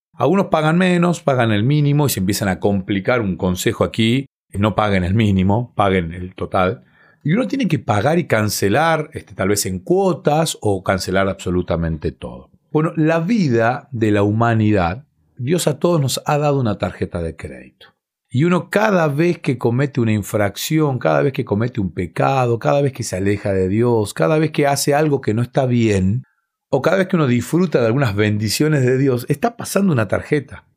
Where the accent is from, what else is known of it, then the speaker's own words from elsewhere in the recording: Bahía Blanca, Buenos Aires Province, Argentina; en la ciudad en la que nací, en Bahía Blanca, en cada iglesia hay una cancha de vóley. Entonces fui eh, jugando ese deporte